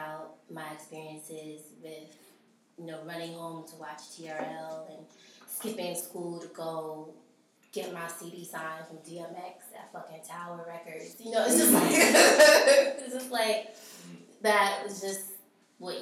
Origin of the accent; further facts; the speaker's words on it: New York City, New York, United States; I'm from Brooklyn